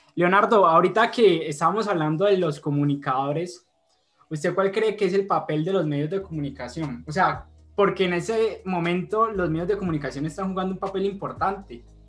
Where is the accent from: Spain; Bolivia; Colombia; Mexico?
Colombia; como colombianos